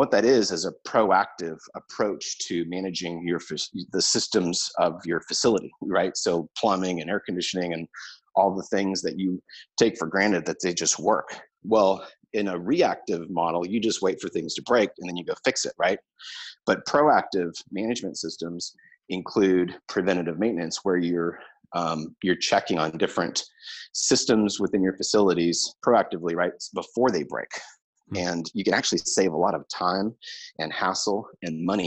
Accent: Santa Clarita, California, United States; my hometown of Santa Clarita

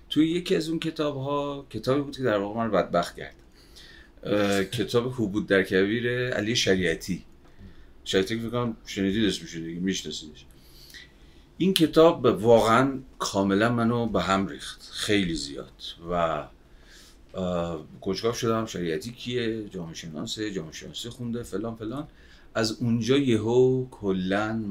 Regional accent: Babol, Mazandaran, Iran; از اول تا آخر بچه بابلم مازندران سال 61 هم دنیا آمده

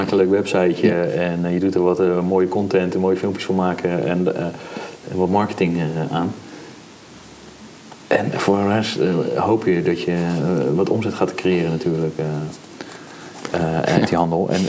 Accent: Netherlands; wij Nederlanders

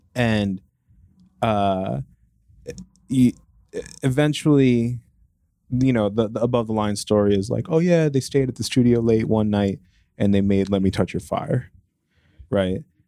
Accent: New Jersey, United States; moved away as an adult; also born or lived in Boston; I'm from Jersey

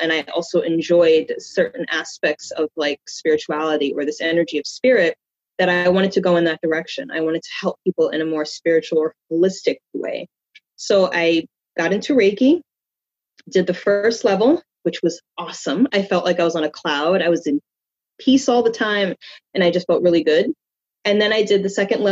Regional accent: New York, United States; I was born and raised in New York, so I've been here all of my life

